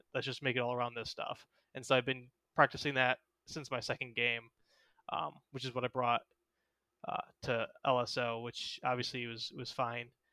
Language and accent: English; Houston, Texas, United States; That's where I live is, is in Houston.